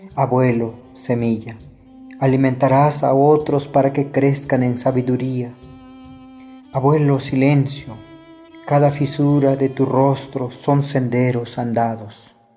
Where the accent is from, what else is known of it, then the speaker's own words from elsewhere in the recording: Huixtán, Chiapas, Mexico; first language Tzotzil; Spanish is a second language; Soy originario de Jocosic, Huistán, Chiapas, hablante de la lengua tzotzil